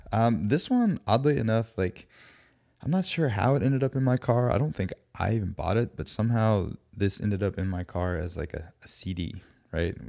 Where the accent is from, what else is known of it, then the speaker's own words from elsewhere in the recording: Alpharetta, Georgia, United States; also born or lived in Florida / Athens, Georgia; I grew up in the Atlanta area, like the suburbs